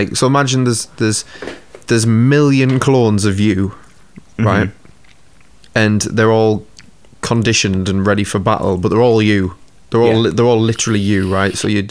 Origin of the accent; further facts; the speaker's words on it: Newcastle upon Tyne, North East England, United Kingdom; accent: Geordie; my accent. So Geordie